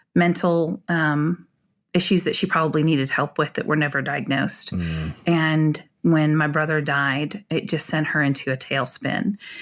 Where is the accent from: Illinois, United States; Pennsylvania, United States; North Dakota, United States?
North Dakota, United States; also born or lived in Minnesota; now in Houston, United States; moved to North Dakota to a small rural farming town in the seventies